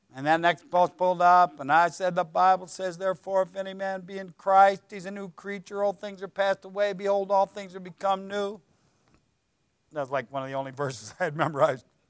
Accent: Ohio, United States; I'm from Ohio

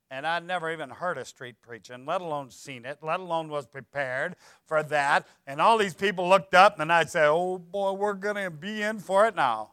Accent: Ohio, United States; I'm from Ohio

